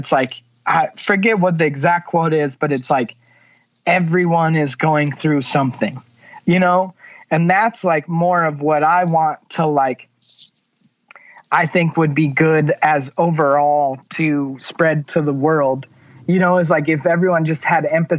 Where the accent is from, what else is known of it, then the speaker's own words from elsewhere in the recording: California, United States; and growing up in California, you forget how the rest of the world actually is